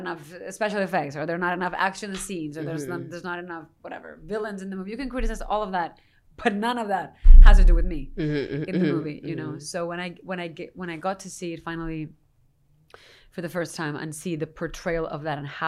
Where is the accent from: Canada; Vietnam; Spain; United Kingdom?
Spain; Madrid, Community of Madrid; moved away; also born or lived in New York; I come from Madrid, Spain